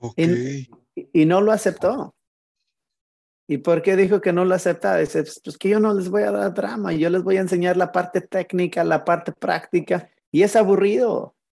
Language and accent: Spanish; Mexico; moved away; pues yo soy mexicano también